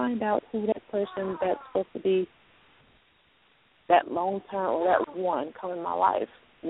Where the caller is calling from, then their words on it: Louisiana, United States; Louisiana? Mm-hmm.